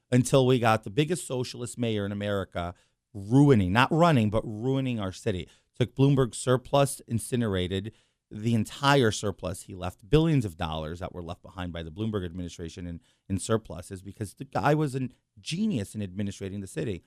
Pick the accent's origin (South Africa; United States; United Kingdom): United States; New York City, New York; also born or lived in Long Island; born and raised in New York City